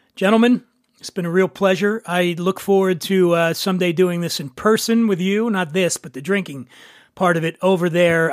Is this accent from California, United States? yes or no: no; Philadelphia, Pennsylvania, United States; Where I grew up in Philly, most of my neighborhood was Italian and Irish